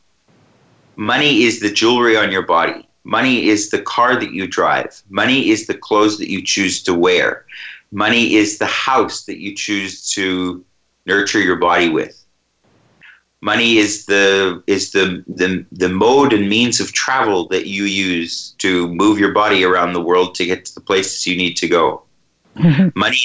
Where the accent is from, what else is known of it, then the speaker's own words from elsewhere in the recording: Canada; my hometown in Canada where I grew up